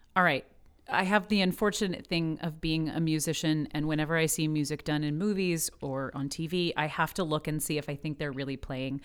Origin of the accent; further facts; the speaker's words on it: Midwest, United States; I'm from the Midwest